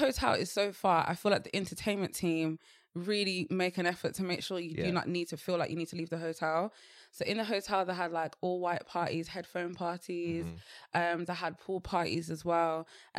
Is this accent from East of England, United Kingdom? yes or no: no; Birmingham, West Midlands, United Kingdom; born there; I wasn't born. I was born here. I was born in Birmingham.